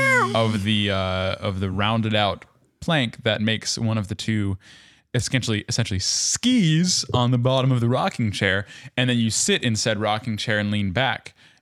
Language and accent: English; the South, United States; I grew up in the South, and we had a wraparound porch.